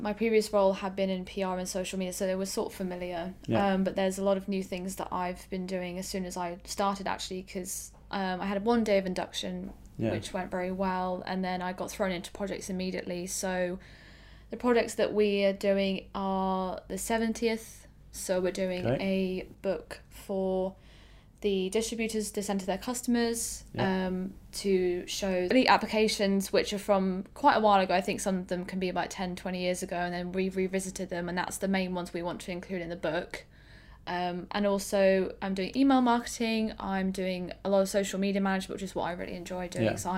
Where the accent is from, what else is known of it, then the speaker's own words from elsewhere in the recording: Northampton, East Midlands, United Kingdom; my hometown is in Northampton